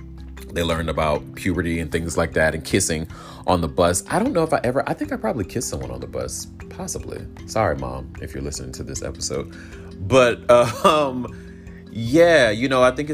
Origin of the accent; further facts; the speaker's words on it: the South, United States; growing up in the South, I had the opportunity to have loving parents